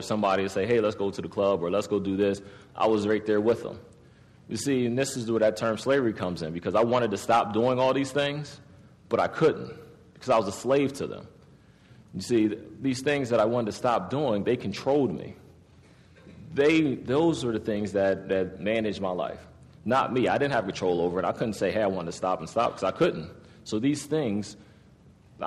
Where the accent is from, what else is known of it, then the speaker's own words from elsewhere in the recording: Harrisburg, Pennsylvania, United States; I was born in 1980. I was born in Harrisburg